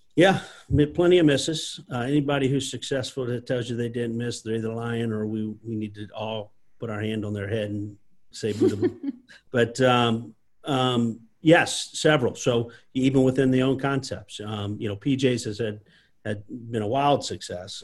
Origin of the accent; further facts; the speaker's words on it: South Louisiana, United States; I was born and raised here in South Louisiana